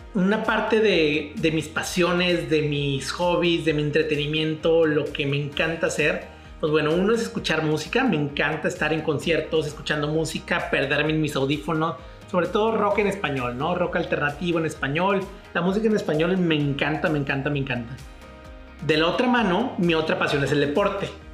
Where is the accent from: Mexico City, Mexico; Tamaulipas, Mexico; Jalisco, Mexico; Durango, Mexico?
Tamaulipas, Mexico; Ciudad Victoria; now in Monterrey, Mexico; soy de Ciudad Victoria, Tamaulipas y ya llevo 10 años aquí viviendo en la ciudad de Monterrey